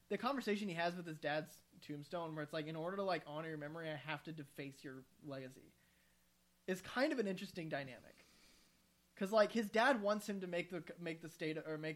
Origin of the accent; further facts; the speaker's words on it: Midwest, United States; accent: Midwestern; Do what I did with my Midwestern accent